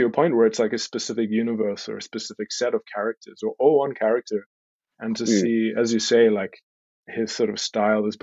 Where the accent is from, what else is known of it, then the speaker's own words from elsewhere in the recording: Stellenbosch, Western Cape, South Africa; I was born and raised in South Africa. Born in Cape Town, grew up in a little town called Stellenbosch.